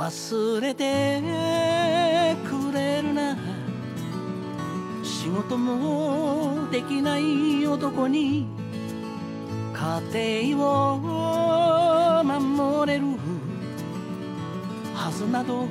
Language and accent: Chinese; China; 我觉得就是全世界的人类，尤其东亚人，尤其我们中国人，尤其需要看一下这一本书。